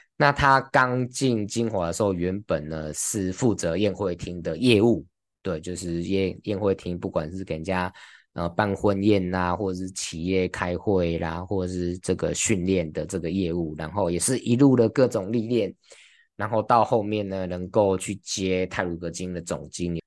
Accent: Taiwan; 我们台湾人

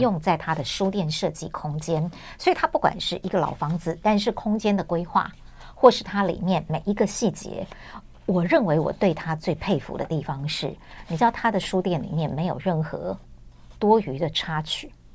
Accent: Taipei, Taiwan; 我在台北，OK。出生长大

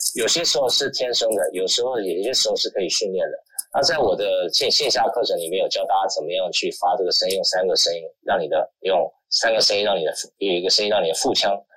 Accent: Taiwan; accent: southern accent; 我还是属于南方口音哦， 但是我以一般的我们台湾， 台湾的人来讲

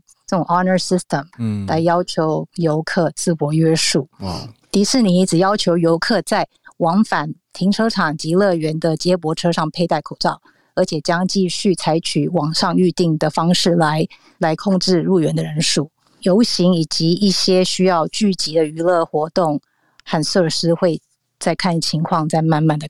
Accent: Southern California, United States; 因为我自己本身是在南加州长大

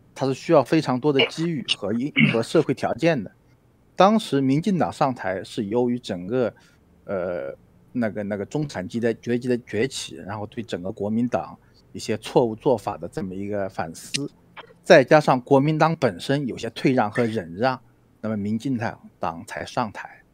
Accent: China; 我是大陆的

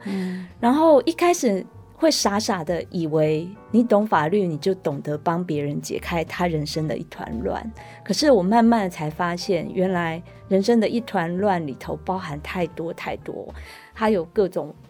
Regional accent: Taiwan; first language Taiwanese Hokkien; Chinese is a second language; 两个母语是台语的人

